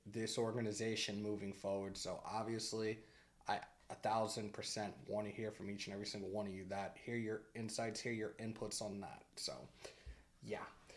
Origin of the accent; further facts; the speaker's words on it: Northeast, United States; I'm from the Northeast